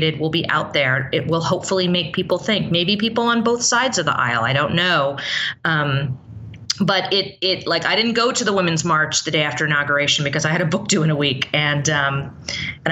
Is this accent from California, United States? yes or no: yes; San Francisco, California, United States; now in Los Angeles, United States; I grew up in San Francisco. I've lived in LA for 20 plus years